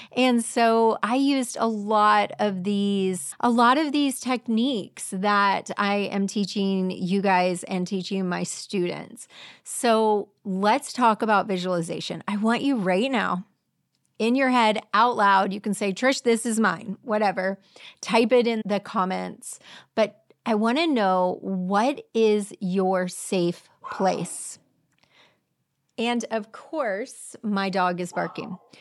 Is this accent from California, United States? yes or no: no; Clearwater, Florida, United States; I grew up in Clearwater